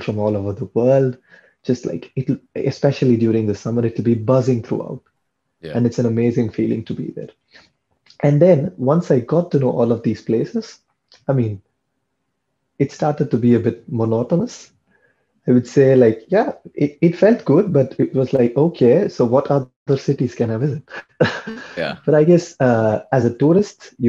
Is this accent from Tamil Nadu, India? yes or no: yes; Chennai, Tamil Nadu, India; first language Tamil; English is a second language; moved away as an adult; also born or lived in Ghent, Belgium; now in Paris, France; I am from Chennai